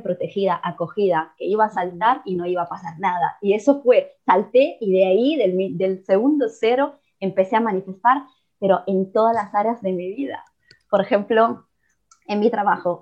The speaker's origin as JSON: {"language": "Spanish", "country": "Italy", "also_born_or_lived": "Mexico", "second_language": "Spanish", "said": "soy italiana"}